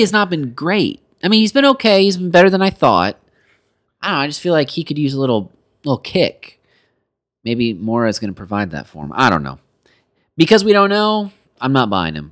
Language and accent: English; United States; We are so American